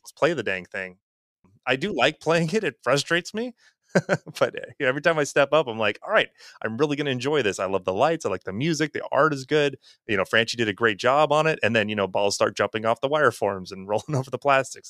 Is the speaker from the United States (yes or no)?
yes; Wisconsin, United States; we're both from Wisconsin, you know, and I'm only a couple hours north of them.